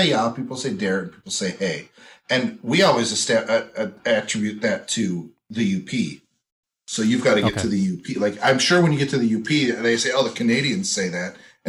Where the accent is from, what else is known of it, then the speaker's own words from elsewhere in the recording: Green Bay, Wisconsin, United States; also born or lived in Eau Claire, Wisconsin / Stevens Point, Wisconsin / Chicago, Illinois; I'm born and raised in Green Bay.